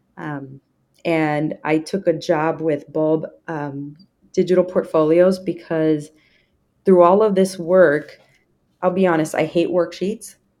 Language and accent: English; Indiana, United States; now in Texas, United States; I grew up in Indiana